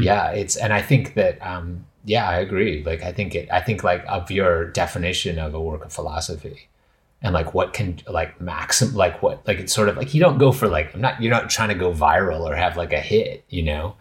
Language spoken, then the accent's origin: English; Western Canada, Canada; moved away; I'm originally from Canada, and it's so, my understanding of, like, pu-, like, land is, is very different, like, growing up in Canada, like, in Western Canada